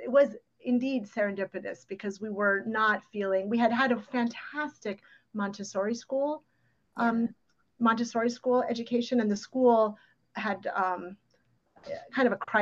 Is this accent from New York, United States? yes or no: yes; New York City, New York, United States; first language Ukrainian; English is a second language; it's New York City, you know, I'm growing up in the 70s.